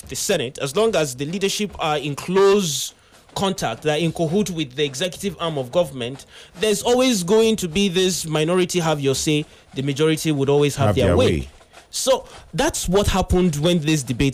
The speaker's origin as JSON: {"language": "English", "country": "Nigeria", "said": "I'm a Nigerian"}